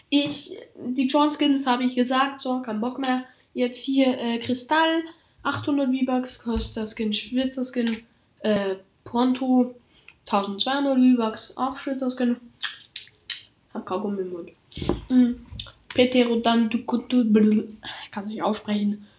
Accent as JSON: {"language": "German", "country": "Austria", "said": "ich komme aus Österreich. Das, heißt, falls ich mal ein bisschen in Dialekt rede"}